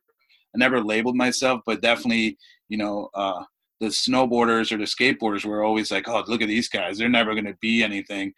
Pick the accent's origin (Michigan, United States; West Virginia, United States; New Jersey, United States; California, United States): New Jersey, United States; Clifton; moved away; also born or lived in Dominican Republic; I grew up in Clifton, New Jersey